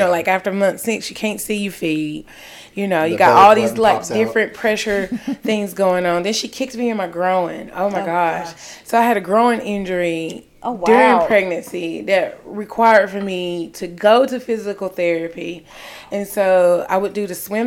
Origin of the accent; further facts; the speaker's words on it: Stanly County, North Carolina, United States; also born or lived in Washington, D.C.; So was born in D.C., then we moved to North Carolina. So my dad has a lot of family in North Carolina, so I grew up in North Carolina